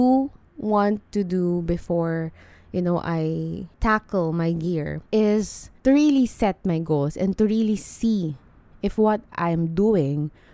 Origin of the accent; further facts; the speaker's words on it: Philippines; as a Filipino